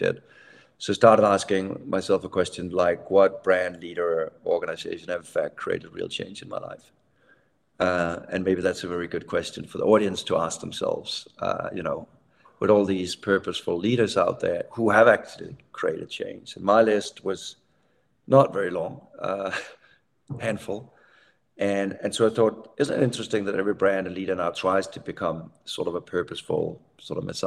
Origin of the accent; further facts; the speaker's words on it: Denmark; I'm from Denmark, so sort of very social democratic upbringing